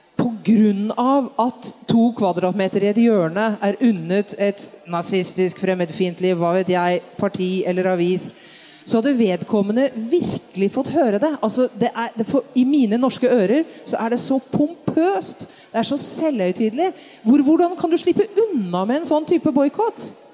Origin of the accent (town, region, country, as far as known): Norway